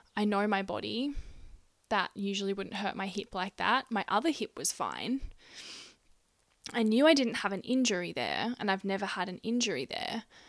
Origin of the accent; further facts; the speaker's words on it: Gunnedah, New South Wales, Australia; my hometown of Gunnedah, a country town in New South Wales, Australia. That's where I grew up.